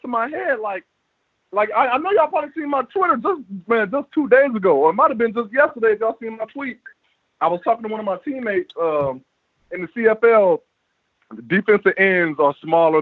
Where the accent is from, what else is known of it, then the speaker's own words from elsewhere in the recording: Florida, United States; I'm Floridian. Florida